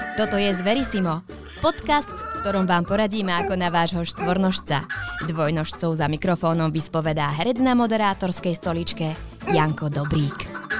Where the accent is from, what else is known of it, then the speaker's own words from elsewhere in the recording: Bratislava, Bratislava Region, Slovakia; Pochádzam z mesta, pochádzam z Bratislavy, vyrastala som v paneláku